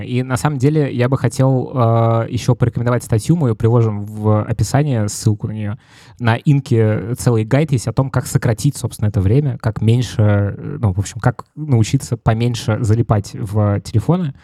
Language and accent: Russian; Moscow, Russia; я из Москвы